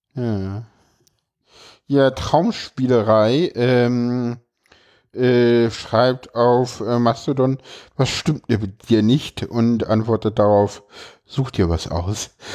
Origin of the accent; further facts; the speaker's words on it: Berlin, Germany; ich komme aus dem Osten